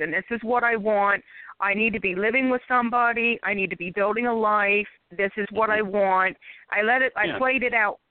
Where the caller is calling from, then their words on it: Philadelphia, Pennsylvania, United States; I'm calling from Philadelphia, PA